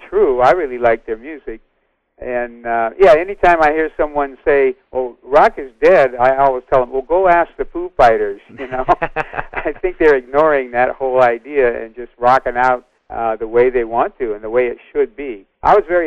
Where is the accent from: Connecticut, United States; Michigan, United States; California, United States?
California, United States; the Bay Area; I grew up in the Bay Area